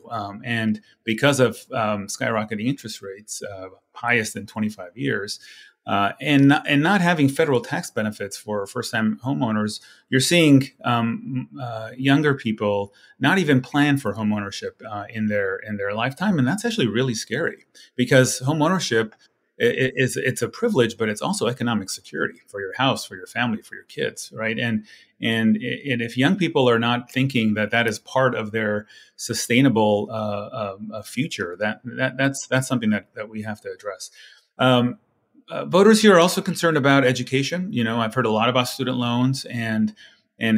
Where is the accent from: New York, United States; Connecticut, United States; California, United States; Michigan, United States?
California, United States; California's 30th district, United States; moved away as an adult; also born or lived in Washington, D.C.; I had to quit my job to come back to my hometown here